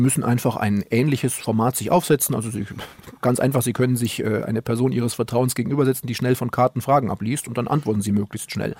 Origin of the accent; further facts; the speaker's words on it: Oberstdorf, Bavaria, Germany; moved away; also born or lived in Duisburg; ich komme ja aus Oberstdorf im Allgäu